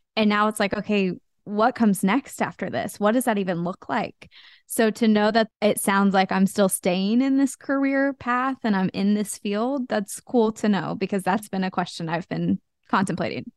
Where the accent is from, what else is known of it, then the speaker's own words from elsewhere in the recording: Wichita, Kansas, United States; i grew up in kansas in wichita kansas